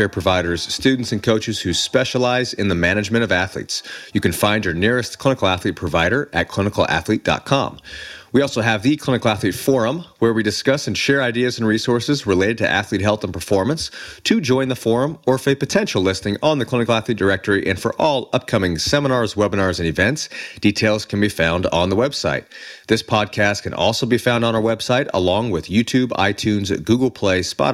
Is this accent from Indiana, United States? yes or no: yes; Indiana, United States; moved away as an adult; also born or lived in Denver, Colorado; now in Southern California, United States; I was born in Denver and I grew up in Indiana